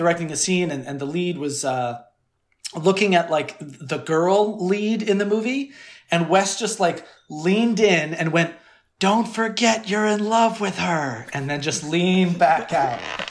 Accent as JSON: {"language": "English", "region": "Connecticut", "country": "United States", "tie": "born or raised there", "said": "So that shot in Connecticut, actually in my hometown"}